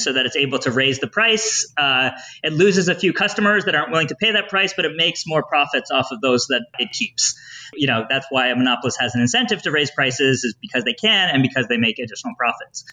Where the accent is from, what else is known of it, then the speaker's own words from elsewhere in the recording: Newfoundland and Labrador, Canada; I'm from Newfoundland